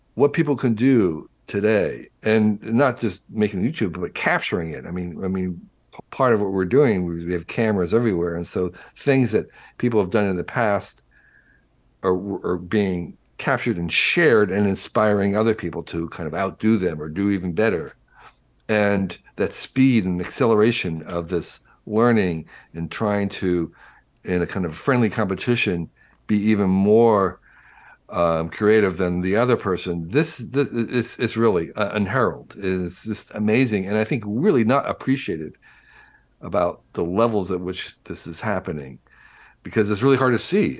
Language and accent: English; New Jersey, United States; when I was growing up in New Jersey in the 1950s and 60s